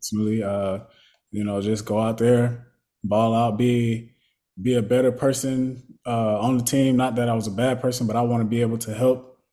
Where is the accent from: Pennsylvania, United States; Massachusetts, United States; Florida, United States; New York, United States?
Florida, United States; moved away as an adult; growing up in Florida